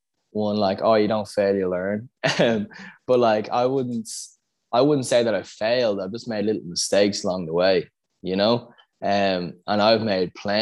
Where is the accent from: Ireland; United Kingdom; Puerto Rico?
Ireland; Dublin, Leinster; I moved from Scolassum, which was in Raheny, to Bagot Street, going into fourth class